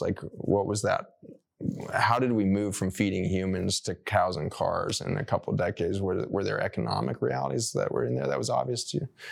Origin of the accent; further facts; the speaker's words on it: Colorado, United States; When I grew up in Colorado, I grew up going to C U Buff games